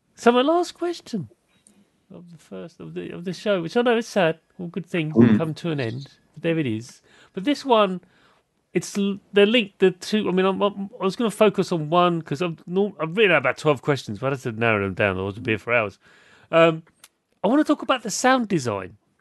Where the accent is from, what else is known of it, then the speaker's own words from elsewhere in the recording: United Kingdom; as a British person